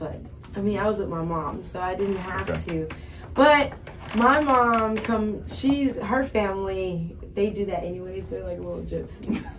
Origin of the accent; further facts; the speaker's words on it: San Diego, California, United States; I am originally from San Diego, California.